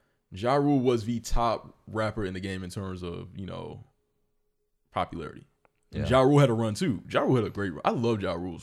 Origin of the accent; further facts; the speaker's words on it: New York, United States; I'm from New York.